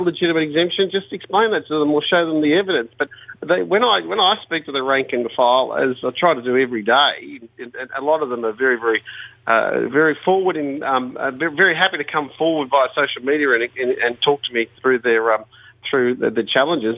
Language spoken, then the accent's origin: English; Bankstown, New South Wales, Australia; I grew up in Bankstown